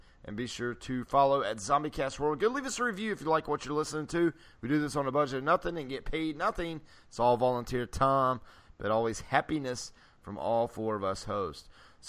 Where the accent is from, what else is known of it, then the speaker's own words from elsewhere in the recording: the South, United States; I'm from the South.